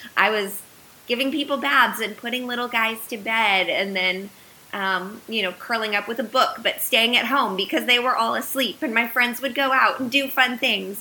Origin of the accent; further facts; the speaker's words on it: United States; moved away as an adult; also born or lived in Uganda; moving back here, while it was essentially coming back to my home country